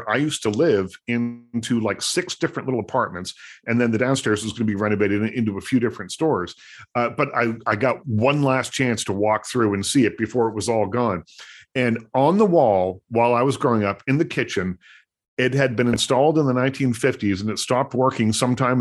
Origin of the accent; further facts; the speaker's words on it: Nova Scotia, Canada; moved away; The house that I grew up in Nova Scotia used to be a vaudeville theater